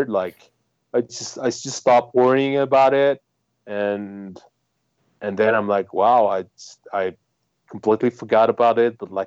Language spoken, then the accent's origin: English; France; I'm from France